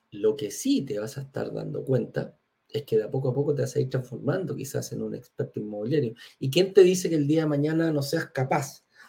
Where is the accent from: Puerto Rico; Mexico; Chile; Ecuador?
Chile; yo soy chileno